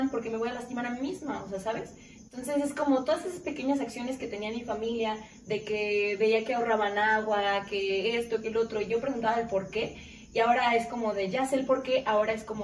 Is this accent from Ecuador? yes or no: no; Lagos de Moreno, Jalisco, Mexico; moved away as an adult; now in Aguascalientes, Mexico; estaba aquí en Aguascalientes. Y dije, pues qué mejor, pues cerca de mi familia, soy de Lagos de Moreno